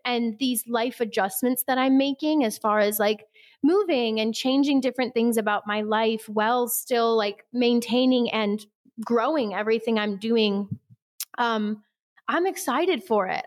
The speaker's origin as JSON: {"language": "English", "region": "Midwest", "country": "United States", "said": "we're both from the Midwest"}